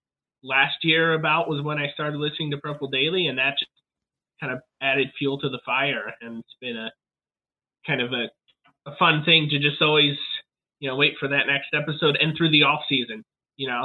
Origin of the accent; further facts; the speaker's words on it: Pennsylvania, United States; now in Minnesota, United States; I'm originally from Pennsylvania